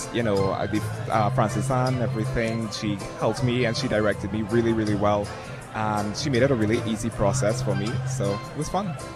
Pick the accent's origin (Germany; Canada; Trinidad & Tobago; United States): Trinidad & Tobago; I'm originally from Trinidad and Tobago